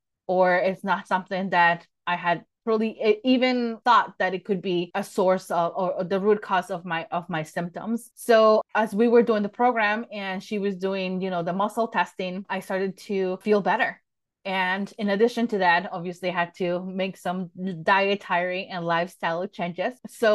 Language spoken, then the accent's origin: English; Mexico City, Mexico; I was born and raised in Mexico City.